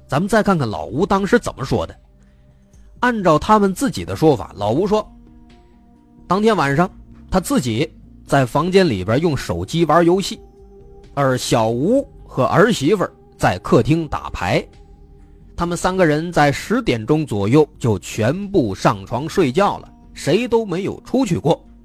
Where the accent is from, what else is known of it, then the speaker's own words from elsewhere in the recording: China; 我们中国人最注重的就是传宗接代